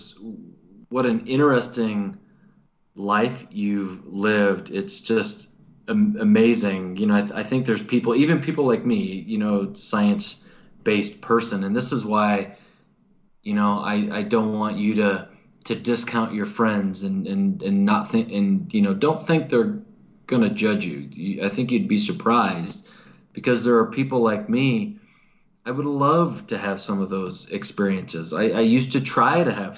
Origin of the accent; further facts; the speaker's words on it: Missouri, United States; I'm from Missouri and our saying is the show me state. And, you know, I was kind of raised in a culture where you have to be shown